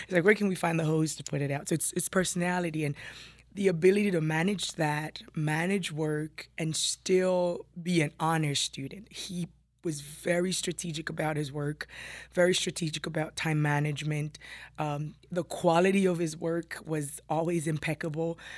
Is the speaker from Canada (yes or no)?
no; Jamaica; moved away as an adult; also born or lived in New York City; now in Burlington County, United States; I was born and raised in Jamaica